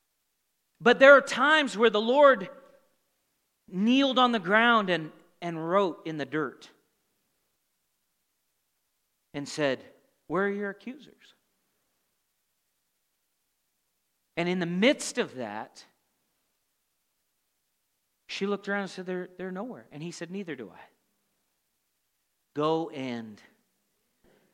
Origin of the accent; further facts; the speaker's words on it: Montana, United States; also born or lived in Tulsa, Oklahoma; the environment I grew up here in Montana